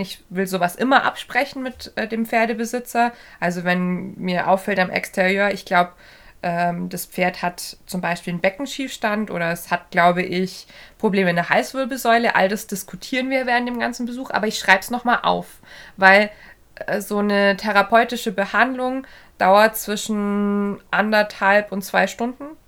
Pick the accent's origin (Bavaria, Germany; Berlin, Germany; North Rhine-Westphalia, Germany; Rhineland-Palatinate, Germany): Bavaria, Germany; hier äh, bei uns im Süden, äh, hier in Bayern